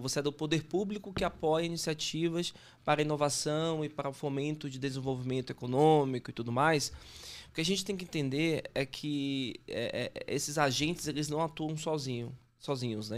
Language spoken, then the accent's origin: Portuguese; Salvador, Bahia, Brazil; now in São Paulo, Brazil; Eu sou baiano, dá pra perceber, de Salvador, né? E moro em São Paulo, né? Há um tempo já